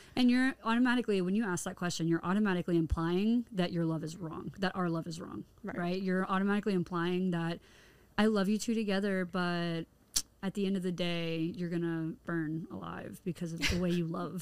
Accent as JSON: {"language": "English", "region": "Tennessee", "country": "United States", "tie": "born or raised there", "moved": "yes", "said": "I'm from Tennessee originally, which is considered the Bible Belt area, the southern states"}